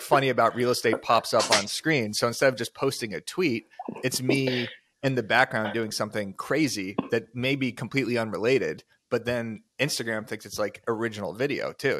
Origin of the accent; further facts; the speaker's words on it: Tucson, Arizona, United States; I'm from Tucson, Arizona, not a super desirable location for people to move to. You kinda just grow up there